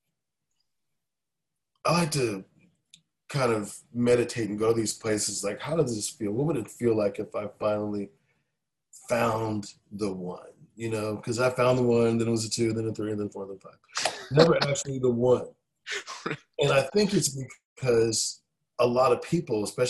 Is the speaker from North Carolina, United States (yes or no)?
yes; Raleigh, North Carolina, United States; born or raised there; moved away as an adult; also born or lived in Philadelphia, Pennsylvania / San Francisco; now in Nashville, United States